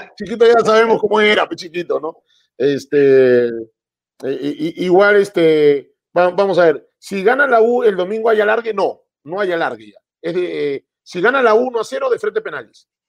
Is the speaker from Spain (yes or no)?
no; Peru; acá nosotros eh, somos prejuiciosos, el peruano